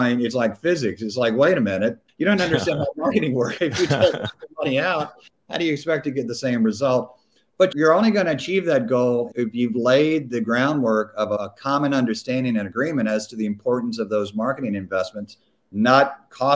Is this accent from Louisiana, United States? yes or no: yes; Louisiana, United States; moved away; I'm originally from Louisiana